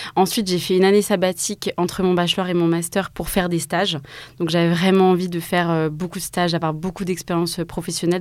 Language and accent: French; Mulhouse, Grand Est, France; also born or lived in Strasbourg; Je suis née à Mulhouse, en Alsace, et je suis partie donc à 18 ans à Strasbourg